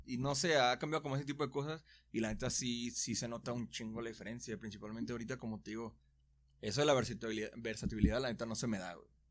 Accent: Guadalajara, Jalisco, Mexico; soy de Guadalajara

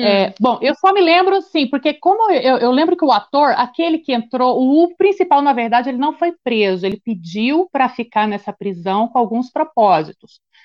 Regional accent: Goiânia, Goiás, Brazil; now in Brasília, Brazil; Eu sou de Goiânia, mas eu vim para cá em 97

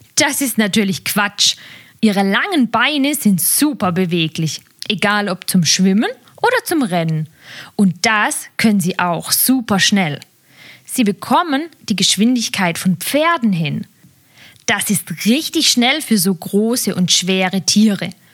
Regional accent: Germany; bei uns in Deutschland

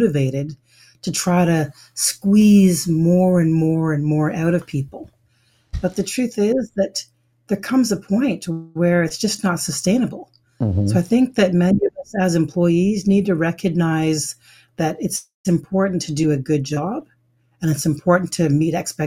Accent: Canada; also born or lived in Ottawa, Canada; I was born in Canada, my mother's from Jamaica, my father's from Ghana

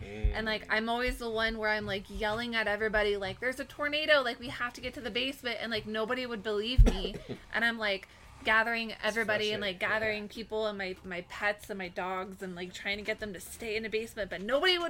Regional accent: Texas, United States; I grew up in Texas, so like I'm deathly afraid of tornadoes because I've been in that scenario before

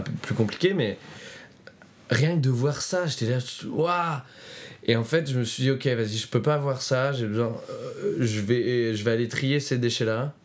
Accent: Roanne, Auvergne-Rhône-Alpes, France; ma ville natale, donc, qui s'appelle Roanne, dans la Loire

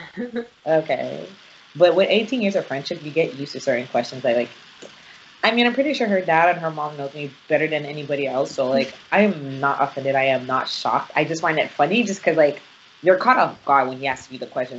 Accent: Nigeria; I'm Nigerian

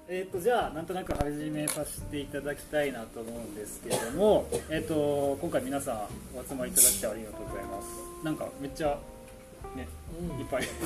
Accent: Kyoto, Japan; now in Takayama, Japan; 僕も、ね、出身京都で高山移住してきた

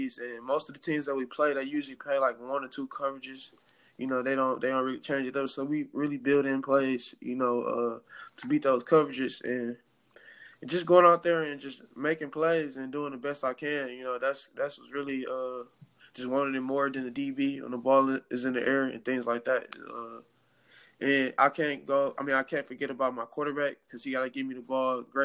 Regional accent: Detroit, Michigan, United States; born or raised there

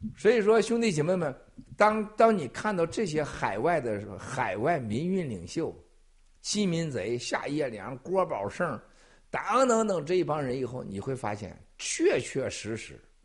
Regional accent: Northeast China, China; moved away; 我小时候在东北那么冷，大冬天撒泡尿都是结成冰的地方

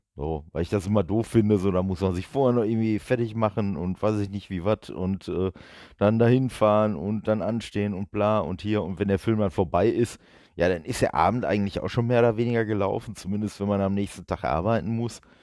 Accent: Duisburg, North Rhine-Westphalia, Germany; ich komme ja aus Duisburg

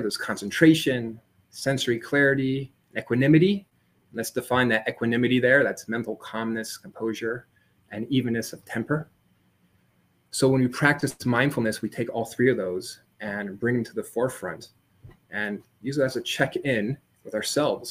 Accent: San Diego, California, United States; I grew up in San Diego, California.

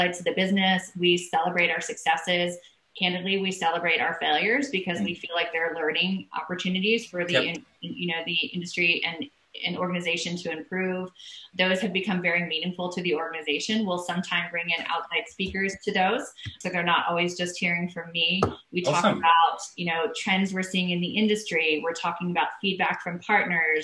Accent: Hawaii, United States; I'm from Hawaii

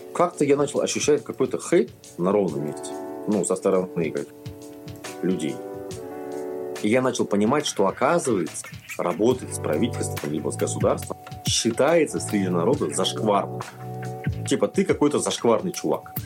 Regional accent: Kazakhstan

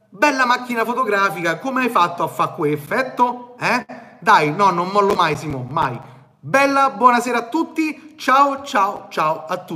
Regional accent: Naples, Campania, Italy; Eh, io vengo da Napoli

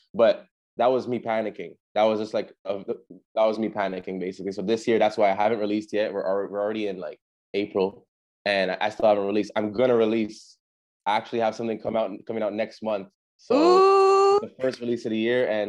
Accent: Montreal, Quebec, Canada; moved away; I'm born in Canada. I'm born in Montreal, but I'm half Jamaican.

